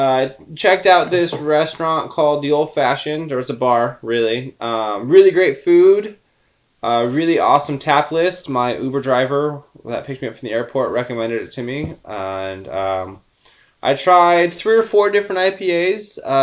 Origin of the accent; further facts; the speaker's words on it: California, United States; I'm actually from California